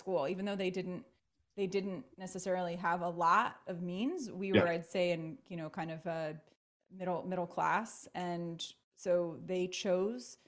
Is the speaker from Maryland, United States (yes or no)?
yes; Baltimore, Maryland, United States; I'm born and raised in Baltimore.